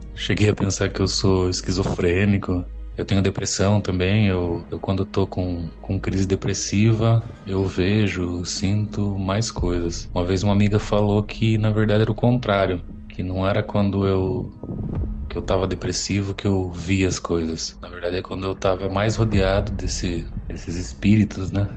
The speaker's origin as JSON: {"language": "Portuguese", "town": "Sorocaba", "region": "São Paulo", "country": "Brazil", "said": "eu sou de Sorocaba"}